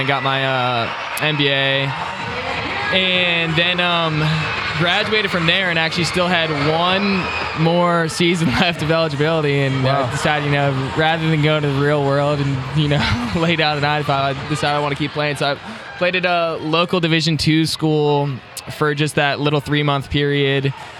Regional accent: Frederick, Maryland, United States; I'm from Frederick, Maryland. It's like 45 minutes west of DC. I grew up playing for FC Frederick. It's a local club from Frederick

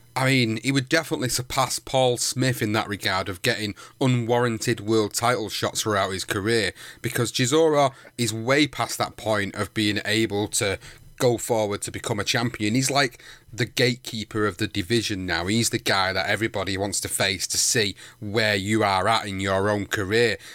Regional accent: United Kingdom; as a Brit

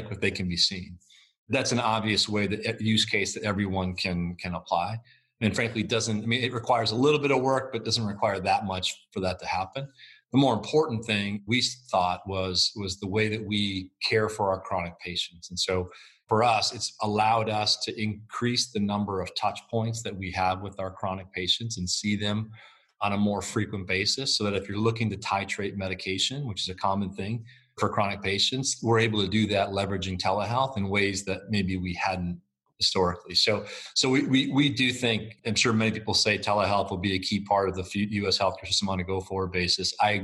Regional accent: United States; as an American public

